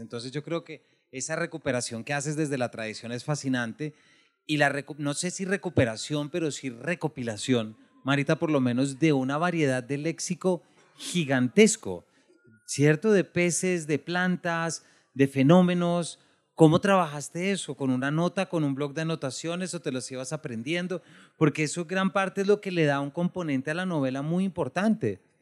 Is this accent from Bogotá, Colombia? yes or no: yes; Bogotá, Colombia; yo soy de Bogotá, mi familia es de Manizales, del eje cafetero